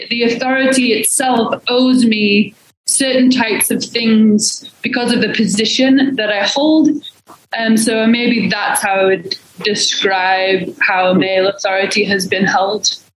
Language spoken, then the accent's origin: English; England, United Kingdom; also born or lived in Portland, Oregon; now in Salt Lake City, United States; I'm originally from England, but moved to Salt Lake City, um, in 2014